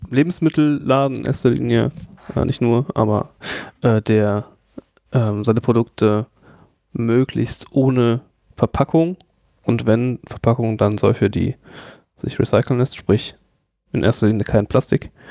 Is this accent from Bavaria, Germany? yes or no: yes; Franconia, Bavaria, Germany; moved away; ich komme halt aus, aus Franken